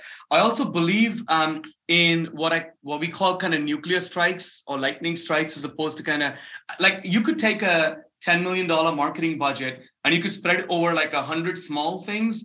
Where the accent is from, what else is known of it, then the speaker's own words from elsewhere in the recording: Mumbai, Maharashtra, India; also born or lived in Dubai / New York; I was born and raised in Mumbai in India